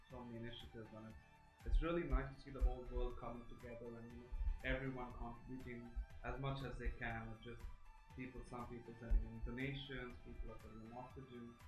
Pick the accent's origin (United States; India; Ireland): India